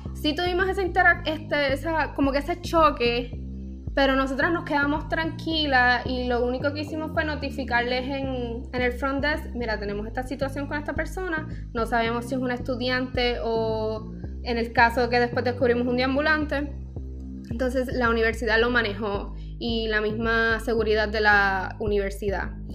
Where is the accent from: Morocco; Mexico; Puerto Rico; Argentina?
Puerto Rico; Aquí en Puerto Rico